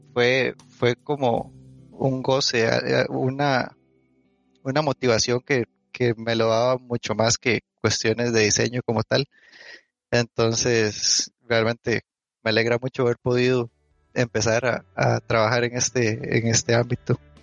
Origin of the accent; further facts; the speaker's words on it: Alajuela, Costa Rica; yo soy de Alajuela, este, eh, viví aquí, estudié aquí.